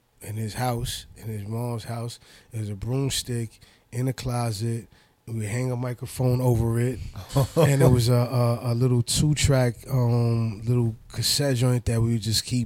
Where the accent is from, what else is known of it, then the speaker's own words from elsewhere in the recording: New York City, New York, United States; growing up in Corona, Queens